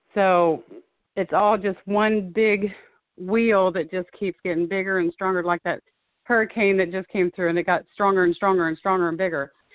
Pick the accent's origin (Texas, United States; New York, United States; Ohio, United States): Ohio, United States; Springfield; born and raised in Springfield, Ohio